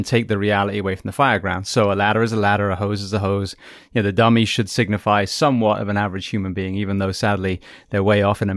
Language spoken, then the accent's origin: English; England, United Kingdom; moved away; also born or lived in California / Florida; I come from England